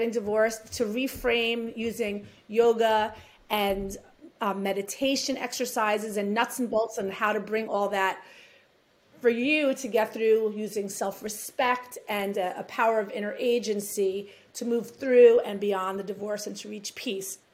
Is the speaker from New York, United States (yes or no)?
yes; New York City, New York, United States; accent: New York; grew up in New York City.